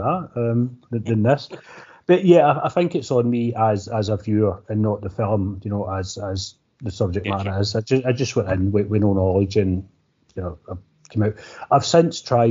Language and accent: English; Scotland, United Kingdom; we're Scottish